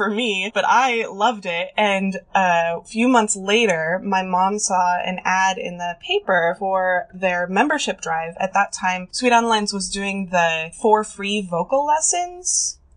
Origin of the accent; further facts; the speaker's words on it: North Idaho, United States; moved away as an adult; now in Olympia, United States; I grew up in North Idaho, and then I moved over to Olympia to go to college in 2008 and never left